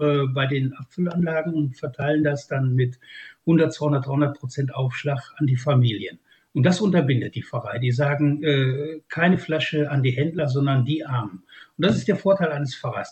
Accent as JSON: {"language": "German", "area": "Ruhr area", "region": "North Rhine-Westphalia", "country": "Germany", "said": "bei uns im Ruhrgebiet"}